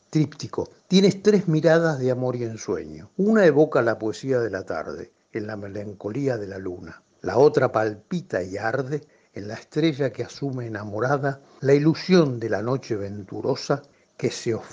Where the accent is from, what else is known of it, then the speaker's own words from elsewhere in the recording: Buenos Aires, Argentina; yo soy porteño.